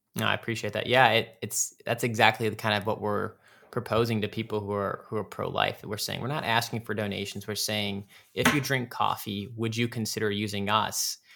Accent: Cleveland, Ohio, United States; growing up in the Cleveland, Ohio area. That's where I'm from.

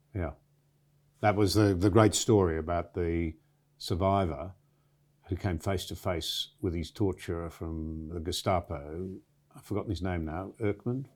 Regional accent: Australia; I'm a very proud Australian

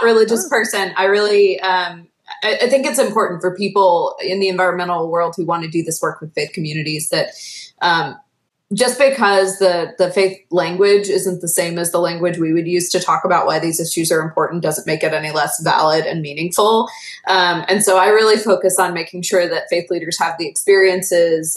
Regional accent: the American South, United States; my identity as a Southerner

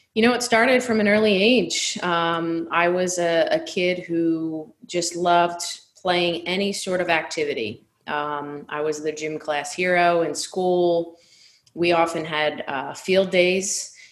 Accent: Delran, New Jersey, United States; the town I grew up in in Delran was a small working class neighborhood

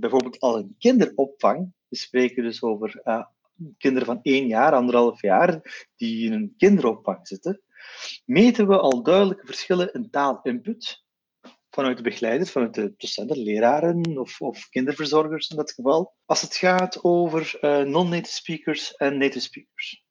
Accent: Flanders, Belgium; ik ben van Turks-Belgische origine

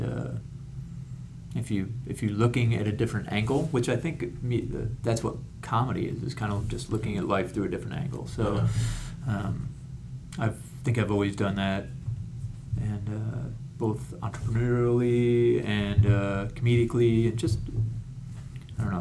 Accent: Rochester, New York, United States; moved away as an adult; now in Hawaii, United States; I'm from Rochester, New York

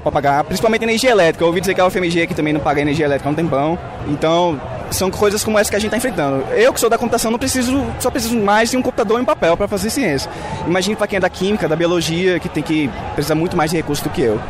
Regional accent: Sergipe, Brazil; now in Belo Horizonte, Brazil; Eu não sou daqui, eu sou de Egipte e a federal de lá não tem manutenção básica

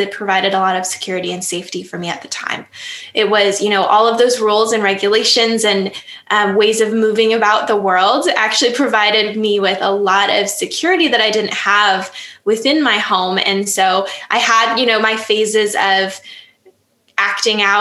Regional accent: Upper Peninsula of Michigan, United States; now in Lake Geneva, United States; I grew up in the Upper Peninsula of Michigan

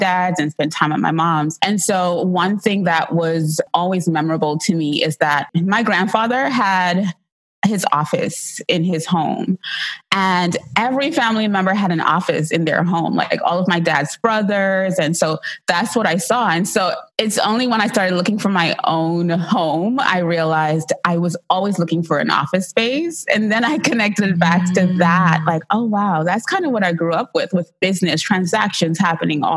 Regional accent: Trinidad & Tobago; as a really young kid growing up, I would be sitting at her feet and she had like a little market and she would provide food and goods for the villagers because I was born in Trinidad and Tobago

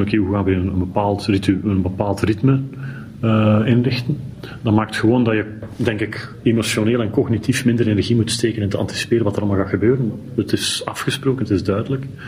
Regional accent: Belgium; als Belg

